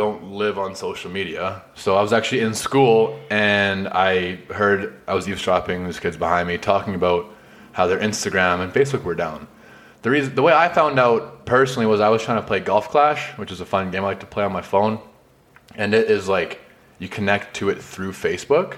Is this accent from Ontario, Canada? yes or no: no; Vinnis, Alberta, Canada; my hometown of Vinnis, Alberta